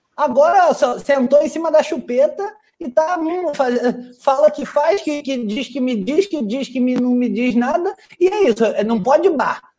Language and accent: Portuguese; Brazil; Gente como eu, brasileiros como eu e você